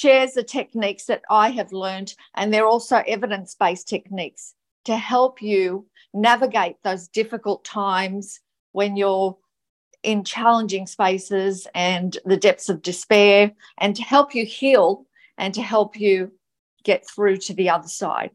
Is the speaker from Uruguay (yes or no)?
no; Gold Coast, Queensland, Australia; I'm from the Gold Coast, Queensland, Australia